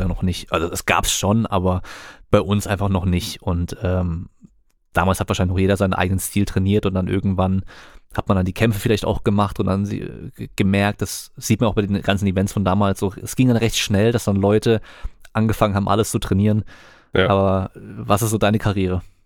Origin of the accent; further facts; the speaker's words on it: Germany; bei uns in Deutschland